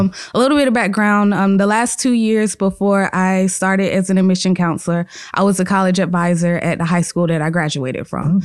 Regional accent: Chester, South Carolina, United States; It's only an hour and thirty minutes away from where I live 'cause I'm from Chester, South Carolina

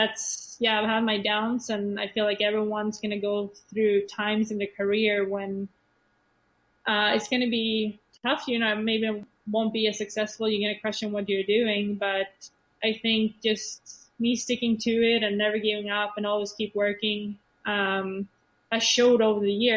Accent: Sweden; English is a second language; moved away as an adult; Swedish people in general, we don't like to be different

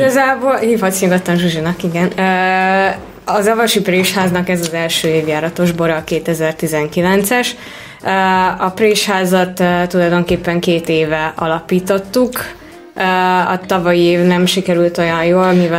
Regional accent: Miskolc, Borsod-Abaúj-Zemplén, Hungary; also born or lived in San Francisco; már egész fiatal, három éves korom óta Miskolcon élünk a családdal, szóval én is igazi, igazából Miskolcinak mondom magam

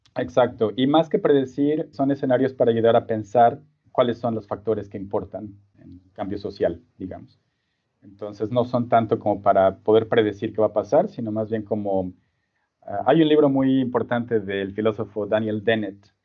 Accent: Mexico City, Mexico; moved away as an adult; also born or lived in Singapore / Sydney; soy originario de la Ciudad de México

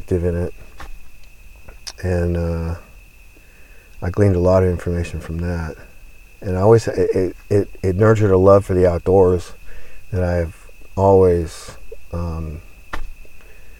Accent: Southern California, United States; I grew up in Southern California. I went to school there. I was born there.

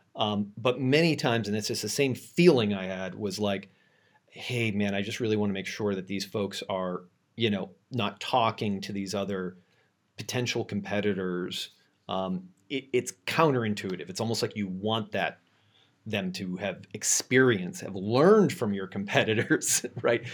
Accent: Boston, Massachusetts, United States; now in San Francisco, United States; I'm originally from Boston, um, but I live in San Francisco now

